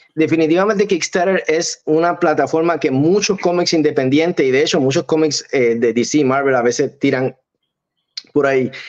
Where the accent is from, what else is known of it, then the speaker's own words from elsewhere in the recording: Arecibo, Puerto Rico; now in Hollywood, United States; De Arecibo Puerto Rico